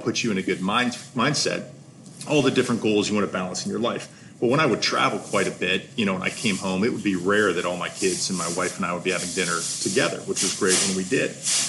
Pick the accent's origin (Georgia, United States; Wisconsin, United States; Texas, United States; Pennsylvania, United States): Pennsylvania, United States; Pittsburgh; I'm from Pittsburgh, Pennsylvania.